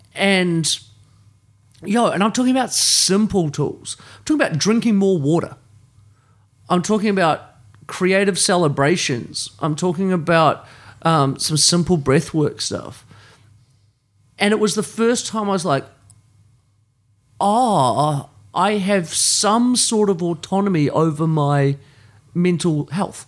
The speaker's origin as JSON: {"language": "English", "country": "New Zealand", "tie": "born or raised there", "said": "I grew up in New Zealand, in a place of privilege"}